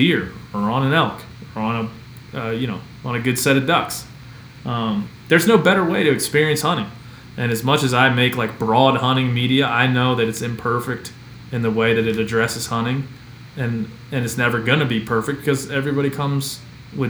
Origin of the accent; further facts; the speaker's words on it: Maryland, United States; moved away; I'm from Maryland originally